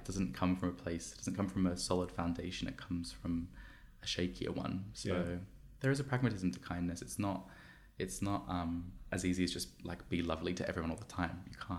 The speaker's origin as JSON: {"language": "English", "town": "Sydney", "region": "New South Wales", "country": "Australia", "lives_now": "London, United Kingdom", "said": "when I first moved to London, so I'm from, if you haven't heard my janky accent, I'm from Australia, I'm from Sydney."}